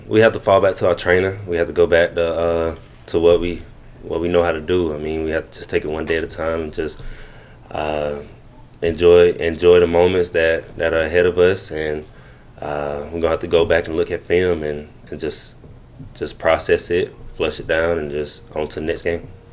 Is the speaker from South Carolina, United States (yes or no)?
yes; Greenwood, South Carolina, United States; growing up in Greenwood